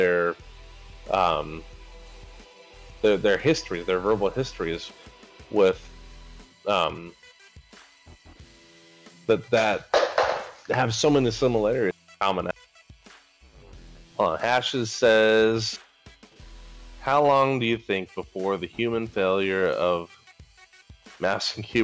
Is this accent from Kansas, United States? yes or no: no; Arizona, United States; born and raised here in Arizona.